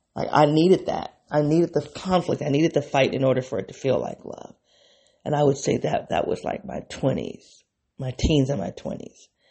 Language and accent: English; United States; I'm an African American woman.